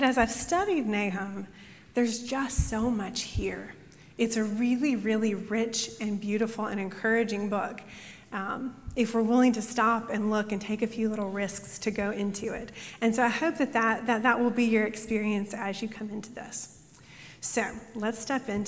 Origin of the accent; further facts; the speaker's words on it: Mississippi, United States; I was from Mississippi